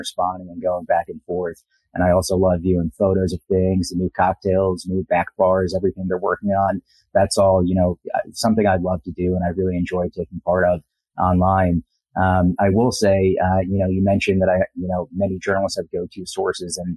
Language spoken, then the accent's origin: English; New Jersey, United States; I'm from New Jersey